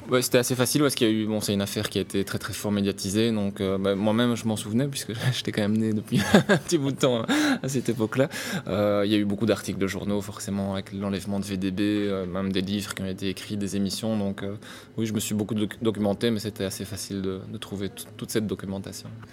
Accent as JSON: {"language": "French", "town": "Brussels", "region": "Brussels-Capital Region", "country": "Belgium", "said": "comme je suis bruxellois"}